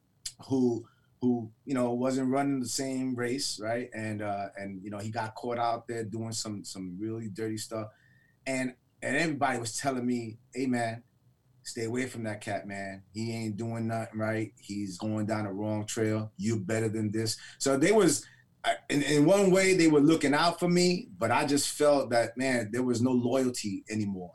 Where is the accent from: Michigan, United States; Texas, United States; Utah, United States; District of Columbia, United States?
Michigan, United States; Detroit; growing up in Detroit